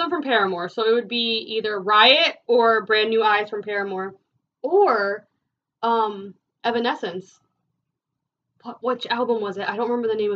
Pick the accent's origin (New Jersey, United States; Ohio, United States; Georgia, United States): New Jersey, United States; we're from Jersey